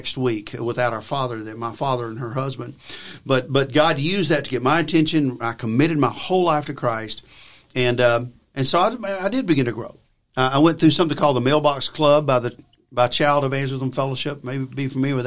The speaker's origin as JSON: {"language": "English", "region": "Alabama", "country": "United States", "said": "I'm from Alabama. My father was a farmer, as well as someone who worked a blue collar factory job. But he did the weekend farming"}